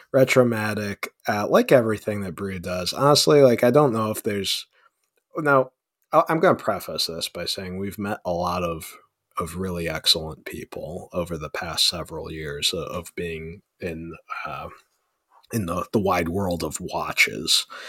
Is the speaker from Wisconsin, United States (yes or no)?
no; Ohio, United States; now in Cincinnati, United States; I am originally from the North Coast of America, off of the shores of Lake Erie, near Cleveland, kind of in between Cleveland and Erie, Pennsylvania.